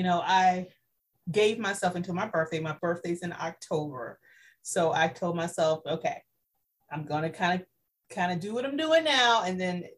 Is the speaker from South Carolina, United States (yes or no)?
yes; South Carolina, United States; moved away as an adult; now in Central Florida, United States; I am originally from South Carolina, moved to Florida to go to law school